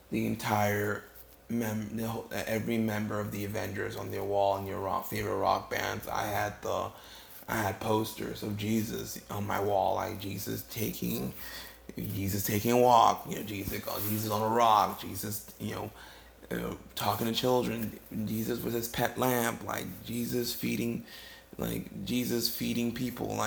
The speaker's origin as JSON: {"language": "English", "country": "Ghana", "tie": "born or raised there", "moved": "yes", "lives_now": "United States", "said": "I'm originally from West Africa, Ghana. I was born and raised there. I lived there you know, most of my life before I moved here to the States."}